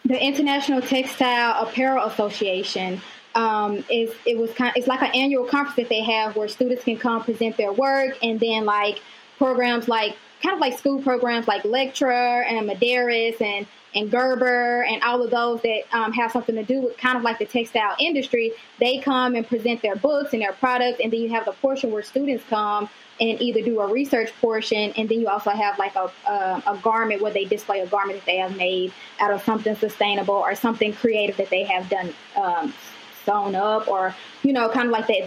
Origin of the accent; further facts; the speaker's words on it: Mississippi, United States; I'm originally from Mississippi